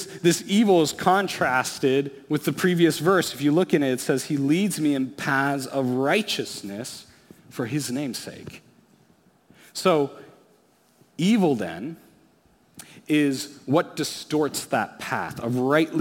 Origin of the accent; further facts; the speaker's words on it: Alaska, United States; As a kid, I grew up in Alaska.